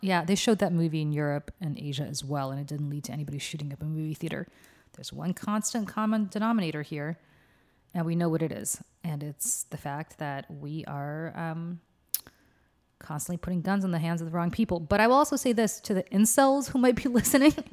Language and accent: English; Russia; moved away; I'm from Russia